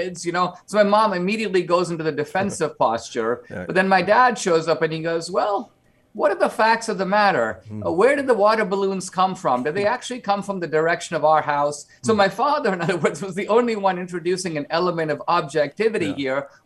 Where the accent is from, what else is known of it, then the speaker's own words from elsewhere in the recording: India; now in United States; because I grew up in India, I live in two worlds, mm-hmm. mostly here in the United States